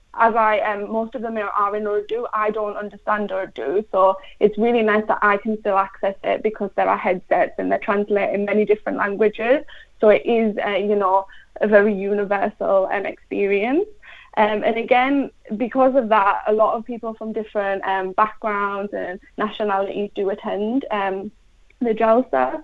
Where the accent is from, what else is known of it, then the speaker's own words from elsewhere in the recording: England, United Kingdom; I'm from England, I've always lived in England, I'm English.